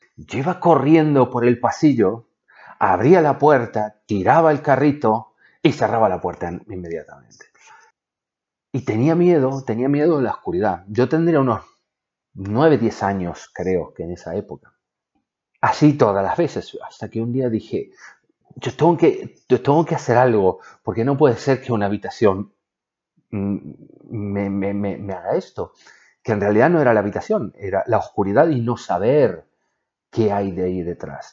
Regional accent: Argentina; Yo soy de Argentina y vivíamos en una casa

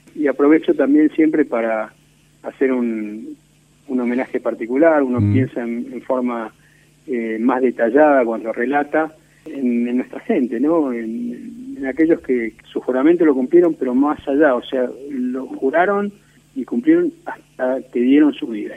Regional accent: Argentina

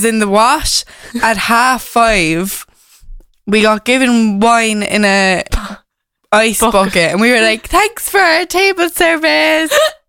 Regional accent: Cork, Munster, Ireland; we go to college in Cork. And we're from Cork.

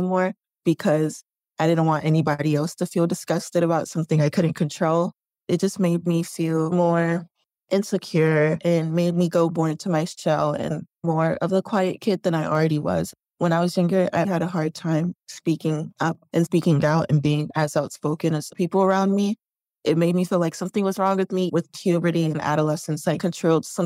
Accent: Chicago, Illinois, United States; growing up in Chicago on the South Side.

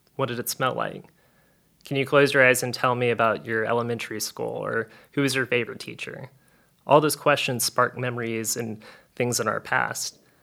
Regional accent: South Louisiana, United States; I'm from South Louisiana and I have a sassy Cajun grandma

